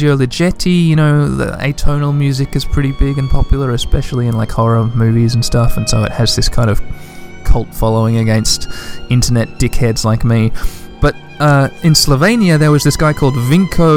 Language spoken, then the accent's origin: English; Western Australia, Australia; 2 million is the population of Western Australia, my home state